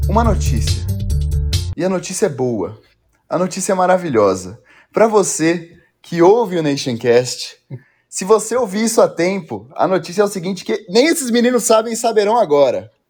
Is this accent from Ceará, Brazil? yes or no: no; São Paulo, Brazil; sou de São Paulo, ali aí, na Vila Formosa, Tatuapé